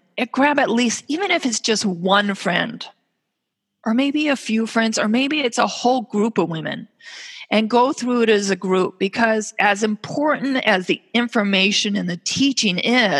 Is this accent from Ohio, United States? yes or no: no; California, United States; now in Minnesota, United States; I grew up out in California, and we had hills behind us with these big sprawling oak trees